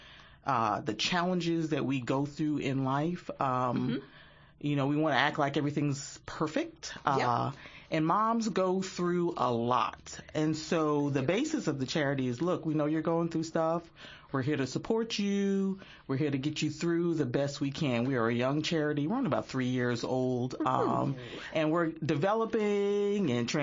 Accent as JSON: {"language": "English", "region": "New York", "country": "United States", "moved": "yes", "lives_now": "Lexington, United States", "said": "I'm originally from New York"}